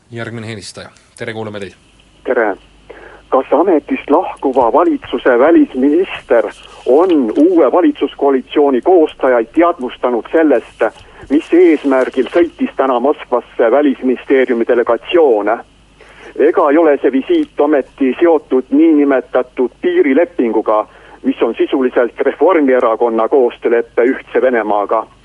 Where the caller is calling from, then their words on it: Tallinn, Harju County, Estonia